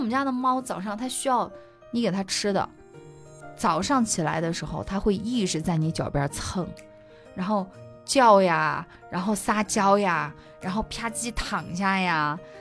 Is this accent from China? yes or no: yes; Sichuan, China; now in Kunming, China; 我作为一个四川人啊，常年不见阳光的，就是嗯。我们那个地方，就是也不是说不见阳光，它有，但是的话呢，不会那么明媚